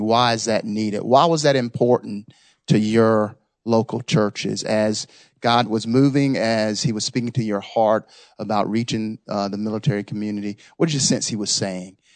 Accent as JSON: {"language": "English", "town": "Raleigh", "region": "North Carolina", "country": "United States", "tie": "born or raised there", "said": "I'm born and raised in Raleigh"}